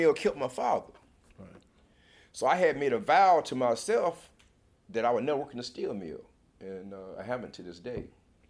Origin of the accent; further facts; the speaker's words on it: Sikeston, Missouri, United States; born there; Well, I was born in Sikeston, Missouri.